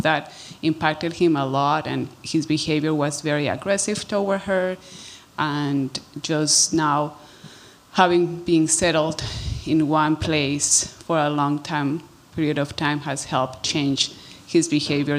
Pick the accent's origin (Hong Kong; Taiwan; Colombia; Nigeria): Colombia; now in Canada; I'm originally from Colombia